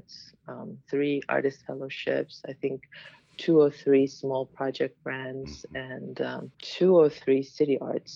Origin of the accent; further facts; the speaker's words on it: Berlin, Germany; moved away as an adult; also born or lived in Washington, D.C.; now in Chicago, United States; I'm originally from Germany, Berlin, and I moved here to dance